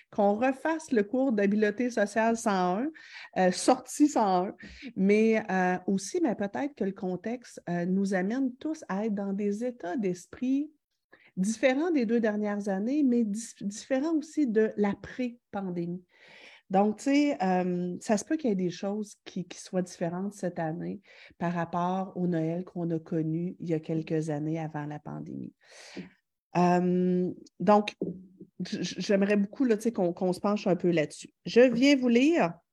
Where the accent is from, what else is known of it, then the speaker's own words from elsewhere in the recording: Quebec City, Quebec, Canada; Je viens de Québec, j'ai deux filles, l'une de 9 ans et l'autre de 11 ans.